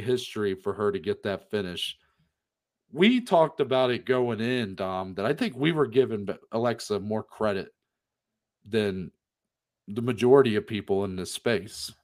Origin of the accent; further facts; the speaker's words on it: Ohio, United States; we are from Ohio